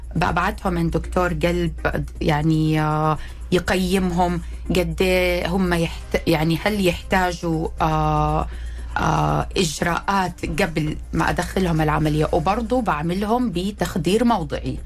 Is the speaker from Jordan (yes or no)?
no; Saudi Arabia; أنا طبيبة سعودية، تخرجت من جامعة الملك عبد العزيز